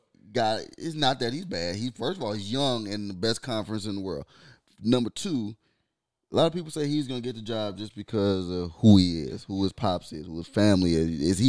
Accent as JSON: {"language": "English", "region": "Michigan", "country": "United States", "said": "I'm a Tom Brady fan because I'm from Michigan."}